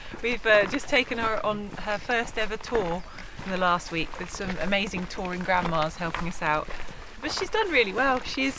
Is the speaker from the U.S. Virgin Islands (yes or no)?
no; Brixham, South West England, United Kingdom; now in Exmouth, United Kingdom; So I'm originally from Brixham on the south coast, so not far away at all. And we now live in Exmouth, so yes, we are locals